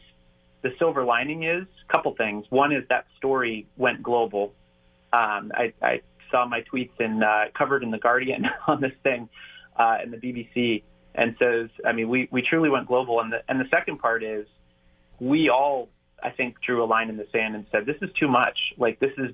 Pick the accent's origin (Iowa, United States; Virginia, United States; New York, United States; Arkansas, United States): Virginia, United States; Northern; now in Ohio, United States; I grew up in Northern Virginia